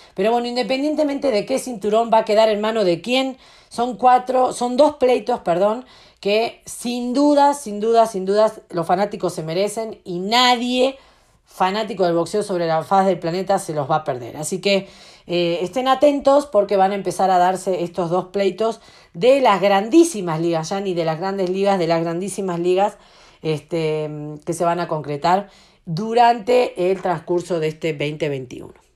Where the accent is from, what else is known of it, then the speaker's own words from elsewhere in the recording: Argentina; yo como argentina